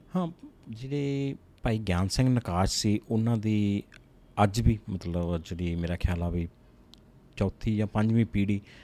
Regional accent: Jagraon, Punjab, India; ਮੈਂ ਜਿਸ ਸਿਟੀ ਨਾਲ ਬਿਲੋਂਗ ਕਰਦਾ ਜਗਰਾਉਂ ਸਿਟੀ

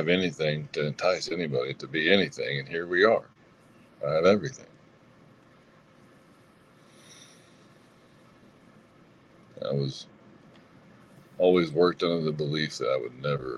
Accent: the South, United States; I'm from the South

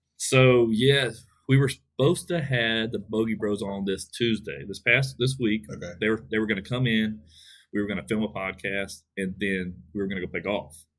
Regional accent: Westlake, Texas, United States; my hometown in Westlake

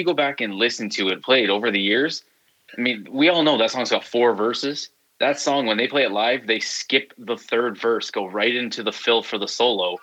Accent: near Toronto, Ontario, Canada; I grew up right near Toronto

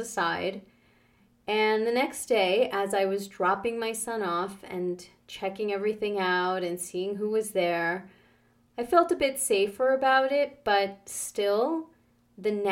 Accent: New York, United States; moved away as an adult; also born or lived in Canada; Growing up in New York

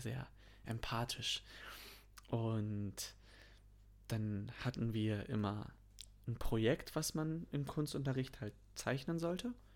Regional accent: North Rhine-Westphalia, Germany; dass ich in NRW zur Schule gegangen bin

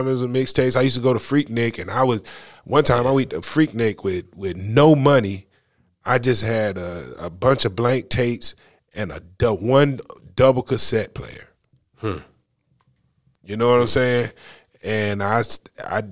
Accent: North Carolina, United States; I'd be like, North Carolina

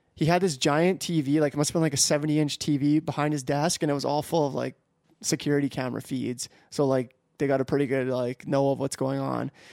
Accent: Canada; I, am a Canadian citizen

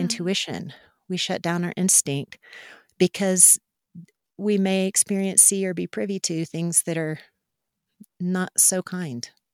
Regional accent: Mustang, Oklahoma, United States; I grew up out in Mustang, Oklahoma, in the Central Great Plains

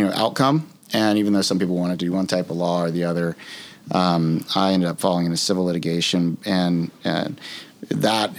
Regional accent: South Louisiana, United States; moved away as an adult; also born or lived in Mississippi; I grew up in South Louisiana

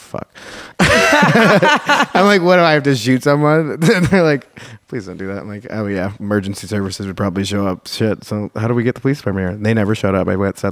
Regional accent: Chicago, Illinois, United States; I'm from Chicago

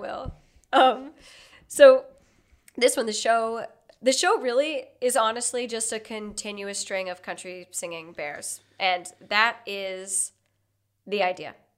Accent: the South, United States; I'm from the South

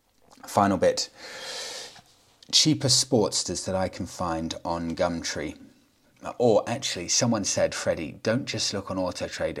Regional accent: United Kingdom; I'm British, obviously. Well, I say live in the UK, I'm in Tenerife

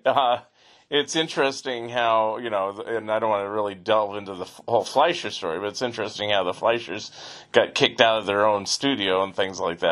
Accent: Northern California, United States; I grew up in Northern California, but for a few years I lived in Southern California

